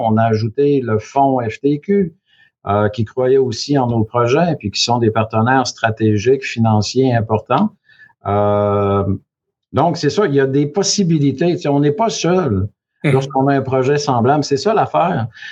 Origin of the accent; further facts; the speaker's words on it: Quebec, Canada; moved away as an adult; also born or lived in Chicoutimi / Chicago / Vancouver; je suis originaire du Saguenay-Lac-Saint-Jean. Je suis natif du Lac-Saint-Jean.